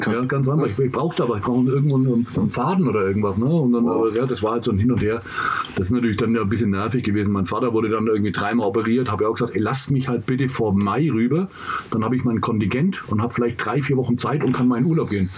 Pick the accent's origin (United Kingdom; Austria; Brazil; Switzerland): United Kingdom; England; now in Germany; ich bin ja Engländer